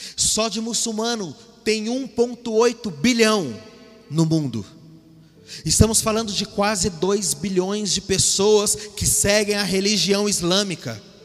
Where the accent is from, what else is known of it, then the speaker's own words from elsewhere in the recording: Mogi das Cruzes, São Paulo, Brazil; moved away as an adult; also born or lived in Chile / Bolivia / Argentina / Peru; nós somos de Mogi das Cruzes